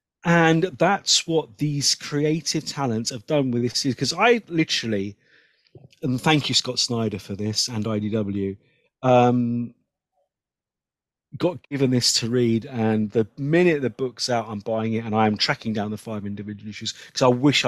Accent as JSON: {"language": "English", "region": "England", "country": "United Kingdom", "said": "I'm English and I don't understand it."}